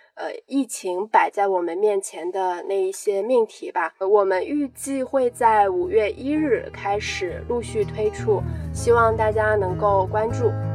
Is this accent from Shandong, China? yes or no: yes; near Gaomi, Shandong, China; 《高密东北乡》，因为我家其实就离那边挺近的